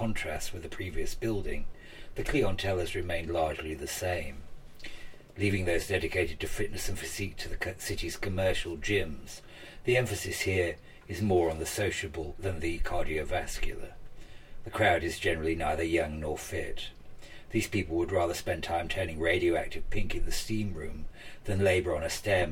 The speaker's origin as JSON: {"language": "English", "country": "United Kingdom", "moved": "yes", "lives_now": "New York, United States", "said": "the British immigrant of my age"}